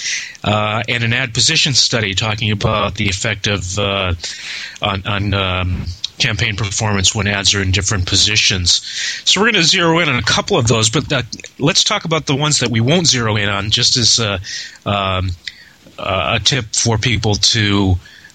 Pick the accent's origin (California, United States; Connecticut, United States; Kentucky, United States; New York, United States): Connecticut, United States; I was born in Connecticut.